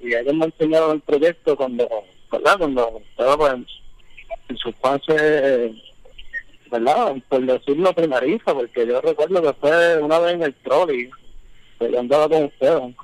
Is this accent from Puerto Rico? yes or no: yes; San Juan, Puerto Rico; yo no soy de Levittown, soy de Riapiedra